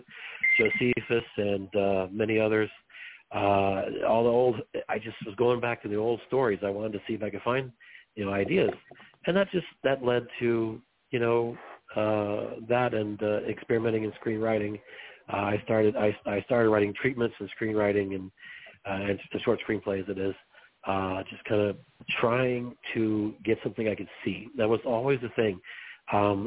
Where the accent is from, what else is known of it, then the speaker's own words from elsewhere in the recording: Arkansas, United States; also born or lived in Los Angeles, California; now in Missouri, United States; I'm originally from Los Angeles, of all places, but I didn't grow up there. I grew up in Arkansas